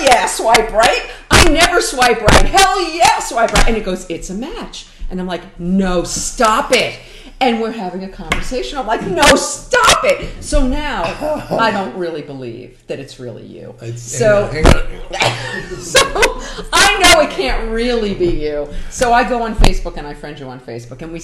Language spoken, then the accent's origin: English; New York, United States; now in Los Angeles, United States; we're from New York